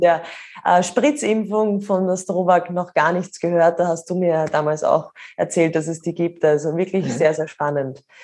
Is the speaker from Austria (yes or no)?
yes; Austria; bei uns in Österreich